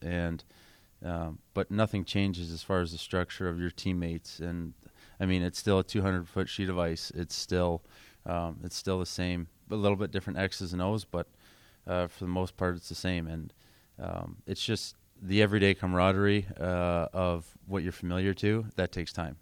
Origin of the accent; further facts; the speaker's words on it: Kingsville, Ontario, Canada; also born or lived in Windsor, Ontario; I grew up in Southern Ontario, grew up in Kingsville.